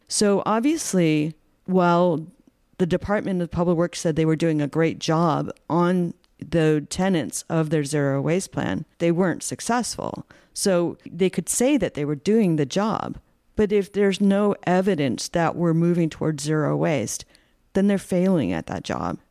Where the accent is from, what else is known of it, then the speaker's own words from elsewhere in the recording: Rhode Island, United States; now in California, United States; I'm from Rhode Island, and I went to the University of Rhode Island